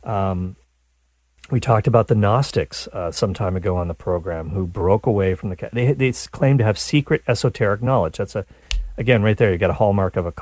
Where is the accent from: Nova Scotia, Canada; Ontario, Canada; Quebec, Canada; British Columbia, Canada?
Nova Scotia, Canada; There's a big Mormon community where I grew up in Nova Scotia, Canada